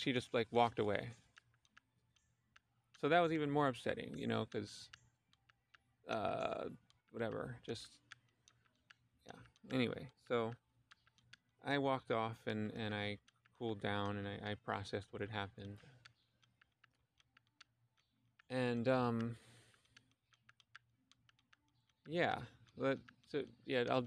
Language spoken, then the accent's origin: English; Philadelphia, Pennsylvania, United States; the house that I grew up in Philadelphia